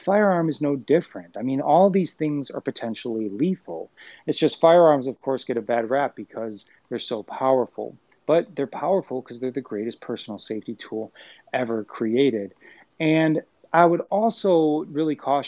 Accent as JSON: {"language": "English", "town": "Chicago", "region": "Illinois", "country": "United States", "tie": "born or raised there", "said": "I was raised in Chicago"}